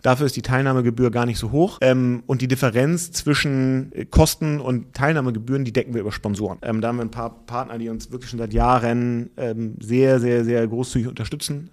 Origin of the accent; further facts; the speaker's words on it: Hamburg, Germany; ich bin aber aufgewachsen im Hamburger Westen und ziehe da auch demnächst bald wieder zurück